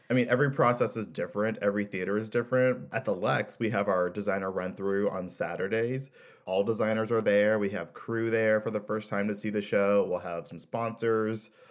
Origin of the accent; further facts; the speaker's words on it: Kansas City, United States; I grew up in Kansas City